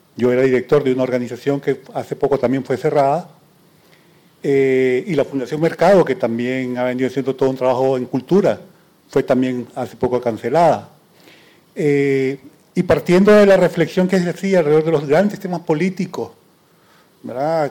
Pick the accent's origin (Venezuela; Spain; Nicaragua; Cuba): Nicaragua; moved away as an adult; yo soy igual nicaragüense